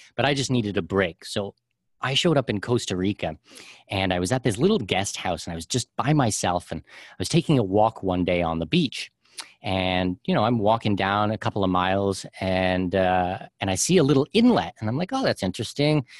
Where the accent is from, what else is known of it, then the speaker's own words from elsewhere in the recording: Canada; moved away; I'm a Canadian and our taxes are ridiculous there.